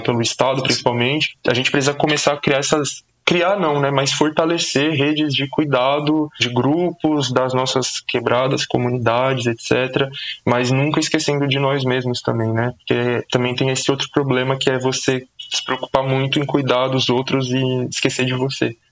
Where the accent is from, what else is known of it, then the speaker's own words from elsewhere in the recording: São Paulo, Brazil; Sou da zona norte de São Paulo, nascido e crescido na Brasilândia